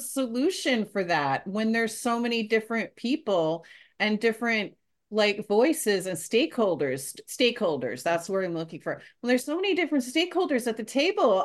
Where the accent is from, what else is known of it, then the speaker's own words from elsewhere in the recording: Canada; as a Canadian